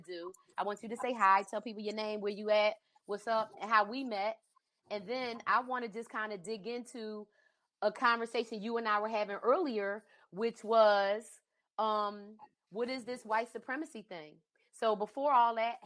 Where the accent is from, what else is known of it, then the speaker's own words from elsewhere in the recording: East Coast, United States; moved away; I grew up on the East Coast